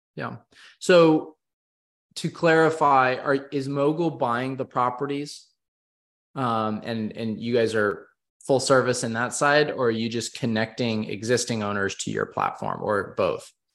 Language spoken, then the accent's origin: English; West Coast, United States; growing up on the West Coast